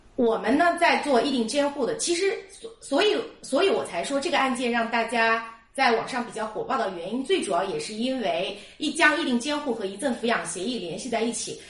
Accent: China; 我们中国人

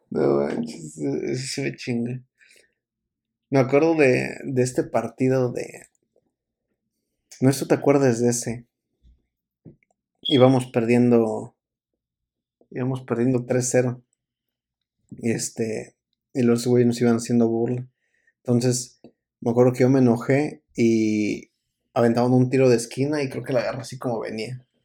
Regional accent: Mexico; me acuerdo que fui como típico mexicano, fui

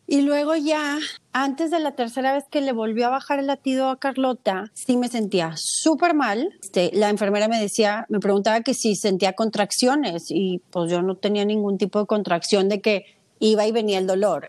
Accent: Mexico; soy mexicana

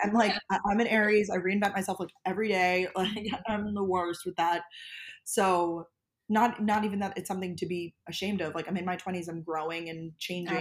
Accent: Long Island, New York, United States; born or raised there; also born or lived in Georgia / Boston; now in New York City, United States

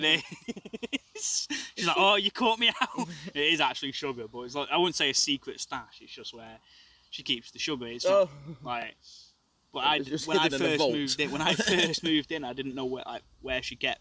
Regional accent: England, United Kingdom; I'm an English rugby player.

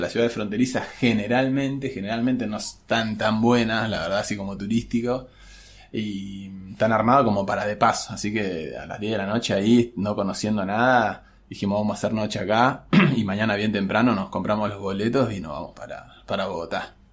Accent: Argentina

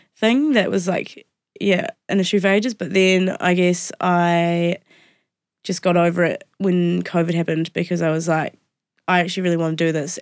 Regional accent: Wairarapa, Wellington, New Zealand; I grew up in the Wairarapa

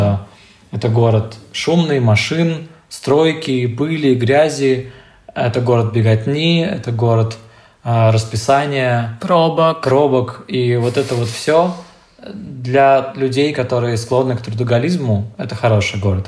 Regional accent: Siberia, Russia; я ещё из Сибири

